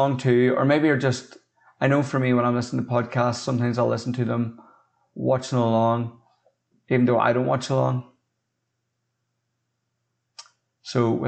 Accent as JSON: {"language": "English", "region": "Northern Ireland", "country": "United Kingdom", "said": "I'm not from America. I'm from Northern Ireland"}